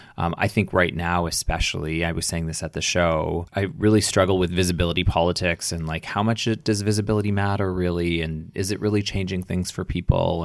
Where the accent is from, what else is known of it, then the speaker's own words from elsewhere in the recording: Edmonton, Alberta, Canada; moved away; also born or lived in Toronto; growing up in Edmonton